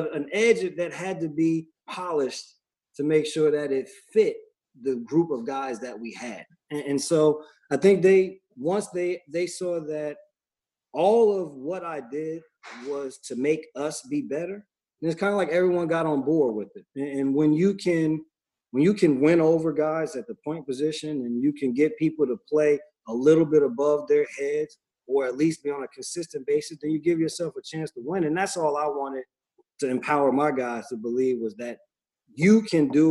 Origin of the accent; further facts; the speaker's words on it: New Jersey, United States; Growing up in New Jersey